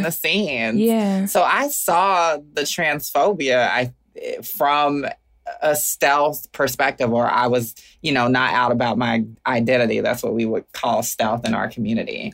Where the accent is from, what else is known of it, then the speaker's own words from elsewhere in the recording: Augusta, Georgia, United States; moved away as an adult; also born or lived in Atlanta, Georgia / Oakland, California; now in Brooklyn, United States; I am forever from Augusta, Georgia